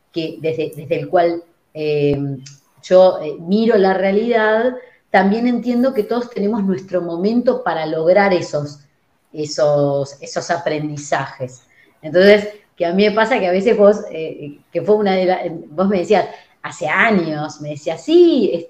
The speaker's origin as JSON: {"language": "Spanish", "country": "Uruguay", "tie": "born or raised there", "said": "yo fui criado en Uruguay, fui y estoy con ese mindset"}